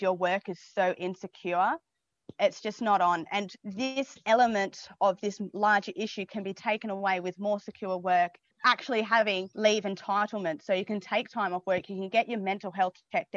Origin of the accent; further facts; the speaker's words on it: Geraldton, Western Australia, Australia; now in Melbourne, Australia; I'm originally from Geraldton, West Australia.